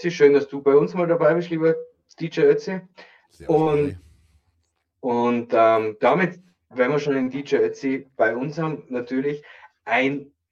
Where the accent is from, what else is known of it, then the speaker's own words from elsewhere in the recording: Tyrol, Austria; ich komme aus dem Landel Tirol.